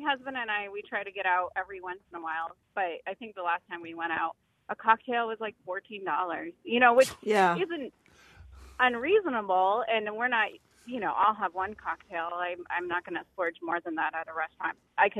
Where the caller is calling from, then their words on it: Holden, Massachusetts, United States; Hi, I'm from Holden, Massachusetts.